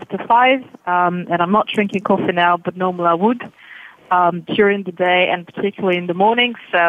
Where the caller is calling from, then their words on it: London, United Kingdom; That's from London.